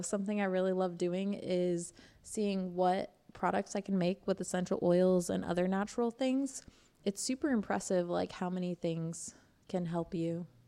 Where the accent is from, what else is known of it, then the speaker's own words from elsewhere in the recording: Eugene, Oregon, United States; also born or lived in Indiana; now in Princeton, United States; I grew up in Eugene, Oregon, and then I've been in Indiana for about 9 years, and then I've been in Princeton for maybe a year and a half.